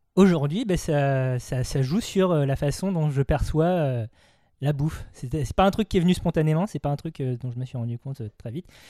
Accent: Vendée, Pays de la Loire, France; moved away as an adult; also born or lived in Nantes / Paris; J'ai grandi en Vendée dans une famille vendéenne car j'ai été adopté.

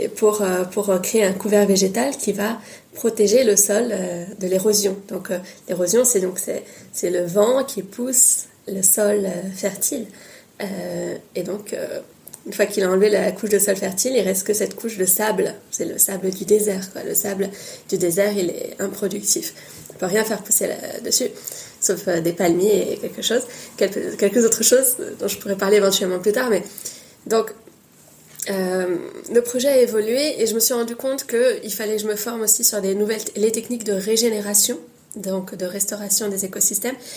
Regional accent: Paris, Île-de-France, France; also born or lived in Tunisia / Brittany; j'ai une mère bretonne et un père tunisien, et je suis née à Paris

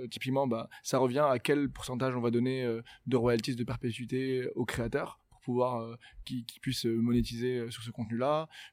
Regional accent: Morocco; je viens du Maroc

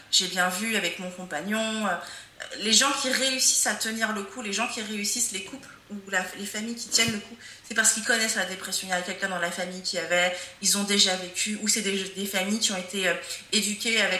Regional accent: France; born there; Moi, je suis africaine, euh, mais j'ai grandi, en, même si je suis née en France.

